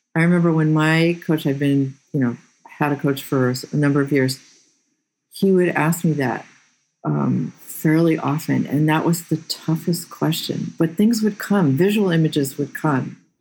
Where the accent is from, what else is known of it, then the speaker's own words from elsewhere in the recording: Boston, Massachusetts, United States; moved away as an adult; also born or lived in Slovakia; now in West Coast, United States; I come from the Boston area